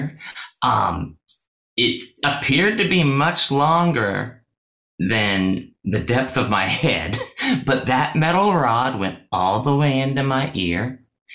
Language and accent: English; Washington, United States; I was born in Washington State.